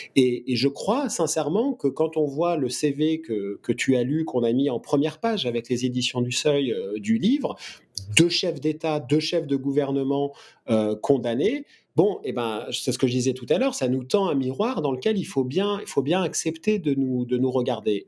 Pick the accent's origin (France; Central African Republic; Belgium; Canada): France; je suis français, que je travaille en France